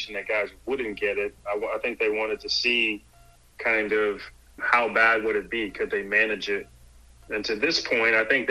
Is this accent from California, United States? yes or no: no; Philadelphia, Pennsylvania, United States; also born or lived in Durham, North Carolina; now in Charlotte, United States; I'm from Philly